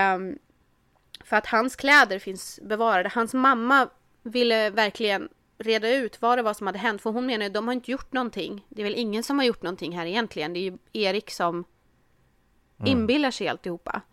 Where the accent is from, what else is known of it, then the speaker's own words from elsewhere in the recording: Örbyhus, Uppsala County, Sweden; also born or lived in Värmland; jag är ju från Örbyhus